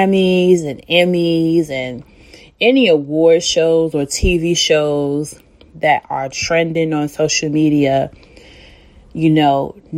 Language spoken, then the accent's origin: English; Chicago, Illinois, United States; I'm from Chicago